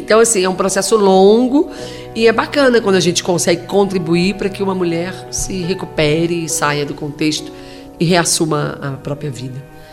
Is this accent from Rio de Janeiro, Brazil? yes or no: yes; Rio de Janeiro, Brazil; moved away as an adult; also born or lived in Virginópolis, Minas Gerais; eu sou do Rio de Janeiro e entrei no Ministério Público 1 de junho de 1993, fui para a comarca de Virginópolis